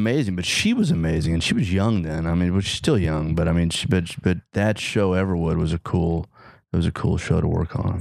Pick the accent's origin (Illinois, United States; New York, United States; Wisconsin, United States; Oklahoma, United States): Oklahoma, United States; accent: rural; moved away; I grew up in Oklahoma